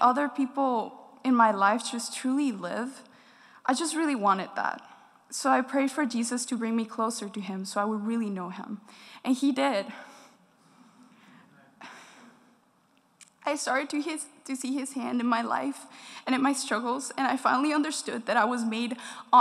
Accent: Dominican Republic; I was born and raised in the Dominican Republic

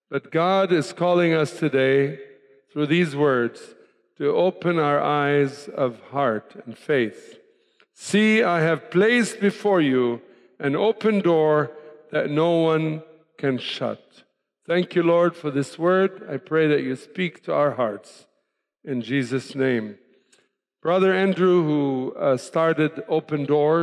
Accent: Tripoli, North Governorate, Lebanon; moved away as an adult; also born or lived in Cairo, Egypt / Denver, United States; I was born, raised in Lebanon, by the way. Many people ask me, where are you from? Well, I'm from Lebanon. Born, raised in the city of Tripoli

